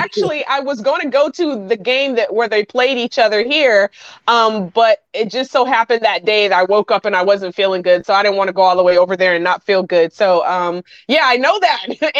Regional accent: Greenville, South Carolina, United States; born or raised there; now in Tampa, United States

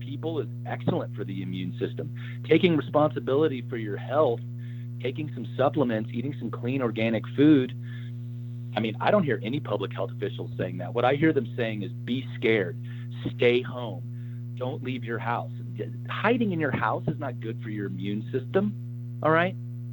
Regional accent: Oklahoma, United States; I'm originally from Oklahoma

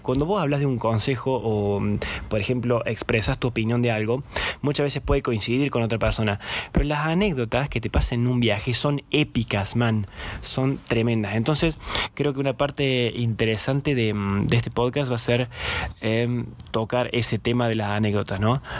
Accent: Córdoba, Argentina; first language Spanish; Yo soy eh, cordobés, soy argentino

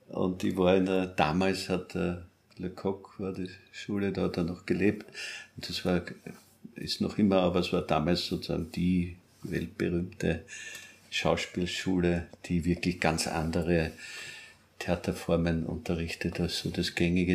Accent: Austria; also born or lived in Paris, France; ich als Österreicher

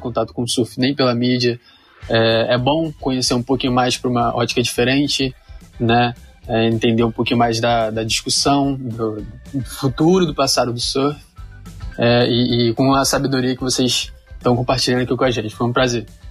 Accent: interior of Rio de Janeiro state, Brazil; que sou do interior do Rio

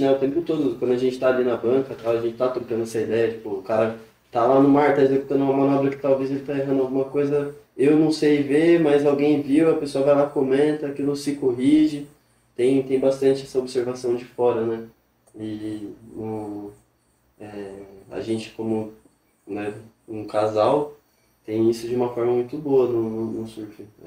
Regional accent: Ubatuba, São Paulo, Brazil; eu sou de Batuba mesmo, nasci, criei aqui

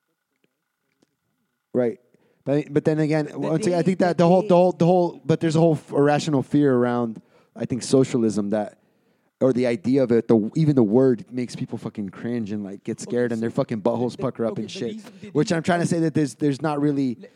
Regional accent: United States; I'm American

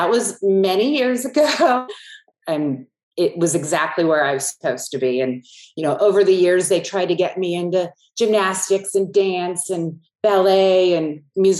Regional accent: San Francisco Bay Area, California, United States; I grew up in the San Francisco Bay Area where there were no horses.

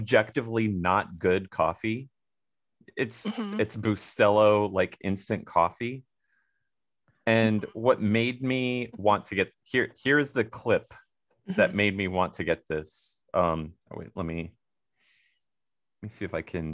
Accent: Florida, United States; now in Minnesota, United States; I grew up in Florida

